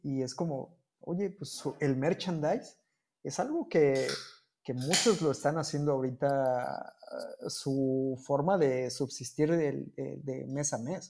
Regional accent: Mexico; also born or lived in Cancún, Mexico; Sigo siendo el único mexicano

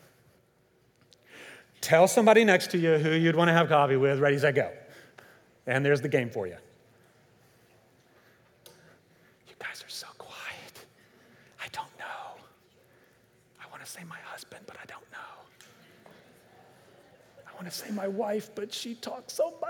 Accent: Kentucky, United States; growing up in Kentucky

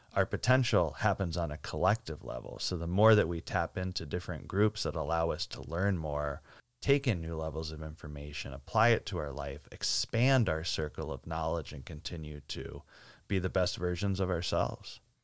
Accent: Northeast, United States; I grew up in the Northeast

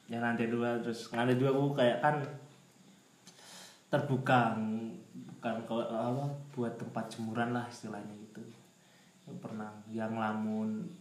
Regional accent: Tulungagung, East Java, Indonesia; pernah kemana ya di daerahku sih di Tulungagung

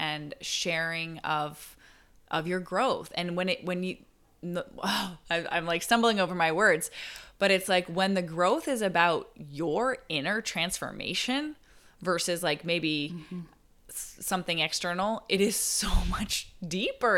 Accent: Barrie, Ontario, Canada; moved away; I went back to my hometown, Barrie

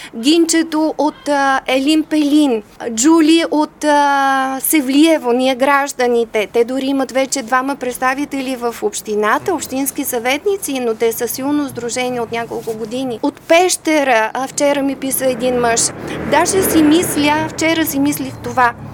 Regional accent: Devnya, Varna Province, Bulgaria; moved away as an adult; also born or lived in Germany / Sofia; аз съм родена в Девня.

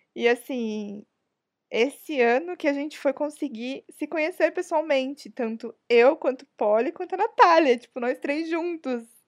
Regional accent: São Paulo, Brazil; Todas somos de São Paulo mesmo, mas tipo, cada uma tá num canto de São Paulo

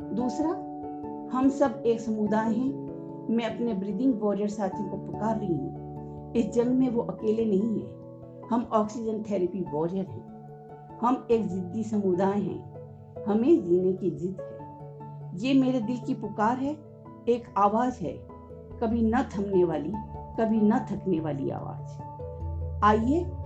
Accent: Jaipur, Rajasthan, India; जयपुर राजस्थान की निवासी हूँ

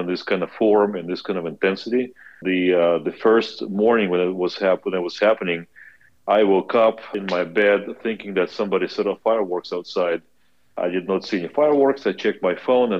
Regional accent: Kazakhstan; moved away as an adult; also born or lived in Belarus / United States; now in Lviv, Ukraine; I was born in Belarus, grew up in Kazakhstan

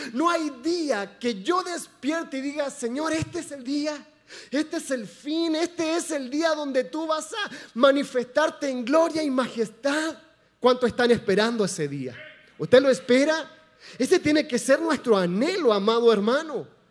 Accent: Chile; moved away; Somos chilenos

